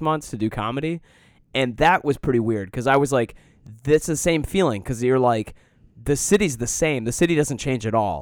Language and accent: English; Detroit, Michigan, United States; moved away; also born or lived in Colorado; I grew up in Metro Detroit